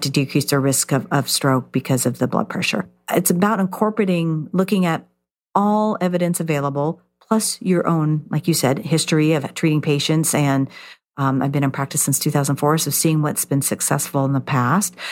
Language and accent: English; California, United States; I grew up in California